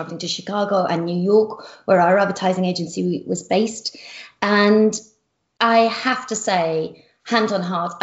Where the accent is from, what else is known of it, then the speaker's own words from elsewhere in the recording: Yorkshire and the Humber, United Kingdom; I come from Yorkshire in the northeast of England, and I describe my family as very ordinary